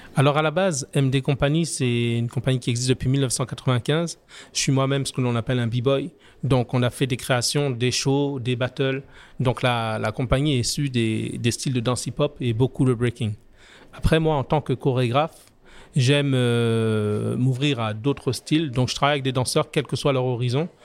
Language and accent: French; France; moved away as an adult; now in Martinique; je suis né en France, j'ai grandi en France, je suis en Martinique depuis maintenant 27 ans